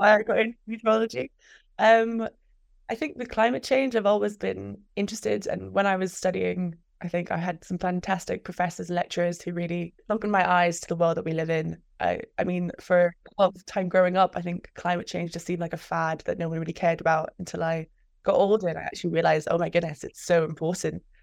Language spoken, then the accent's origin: English; Glasgow, Scotland, United Kingdom; moved away as an adult; now in Reading, United Kingdom; I'm actually originally from Glasgow, Scotland, but I study in England